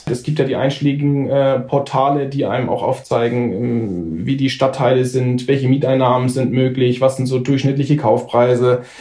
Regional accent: Nuremberg, Bavaria, Germany; weil ich komme aus Nürnberg.

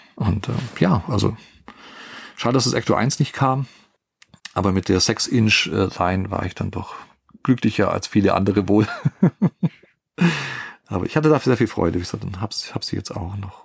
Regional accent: Germany; wir als Deutsche

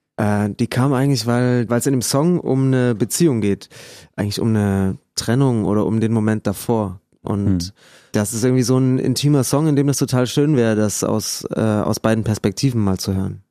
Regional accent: Lampertswalde, Saxony, Germany; Wir kommen aus Lampertswalde, so ein Mini-Dorf zwischen Dresden und Leipzig, so richtig Pampa, so 300 Leute. Und das ist, äh, das ist äh, total schön da aufgewachsen

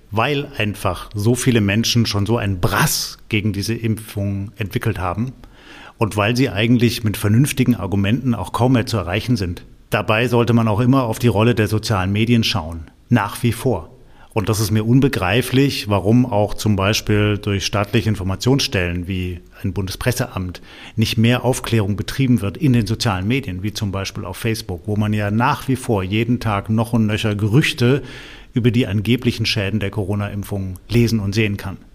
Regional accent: Baden-Württemberg, Germany; Sachsen geht den Weg, Bayern geht den Weg, aber es ist eben so nach und nach, so kleckerlesweise, wie man bei uns in Baden-Württemberg so schön sagt, kommt das.

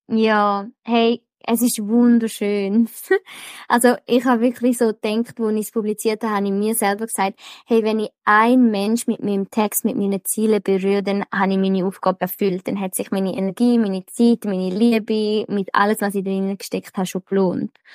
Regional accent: Switzerland; bei uns in der Schweiz

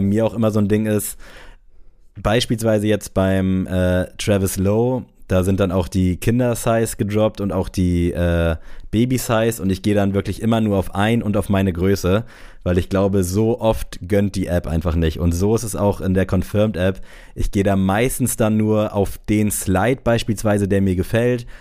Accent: Southern Germany, Germany; wie man bei uns im Süden so schön sagt

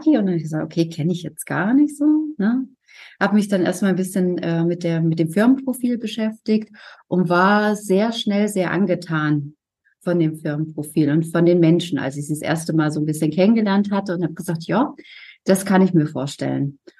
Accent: Thuringia, Germany; now in Hamburg, Germany; Gut, ich komme ja nicht äh, ursprünglich aus Hamburg, ich

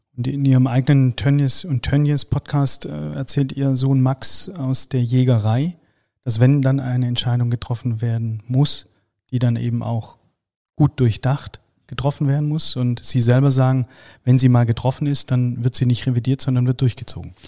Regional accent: Swabia, Baden-Württemberg, Germany; Ich bin Schwabe

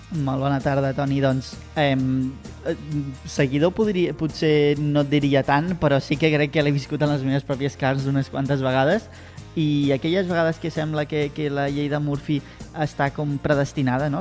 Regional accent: Reus, Catalonia, Spain; Jo sóc molt de Reus

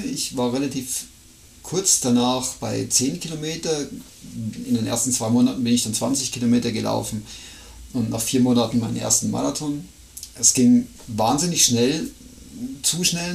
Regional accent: near Regensburg, Bavaria, Germany; moved away as an adult; now in Switzerland; ich bin ja auch in Deutschland geboren

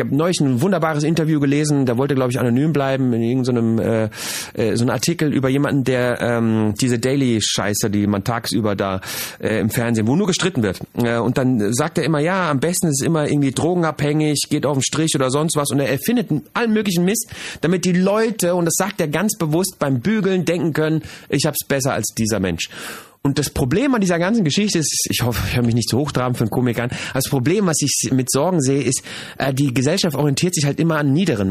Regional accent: Germany; moved away as an adult; now in Switzerland; Ich bin die Generation, die aufgewachsen und geboren ist in, in Deutschland

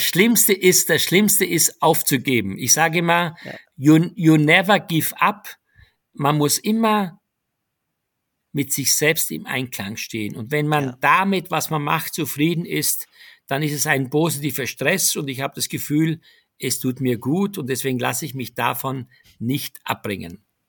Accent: Styria, Austria; moved away as an adult; also born or lived in Graz; now in Germany; meine Heimat Steiermark, die ich sehr vermisse

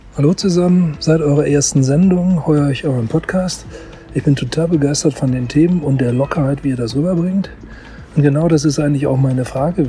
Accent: Germany; moved away as an adult; now in Geneva, Switzerland; Ich bin Deutscher, lebe seit 30 Jahren in Genf

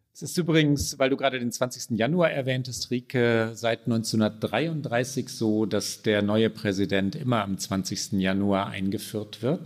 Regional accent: Germany; bei uns in Deutschland

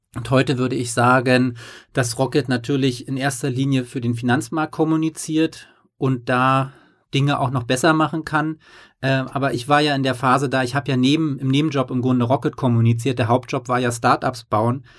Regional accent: East Germany, Germany; now in Hamburg, Germany; ich komme aus dem Osten

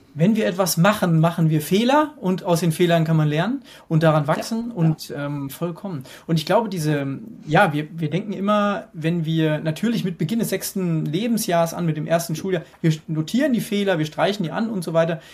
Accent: Hesse, Germany; Ich komme aus Hessen

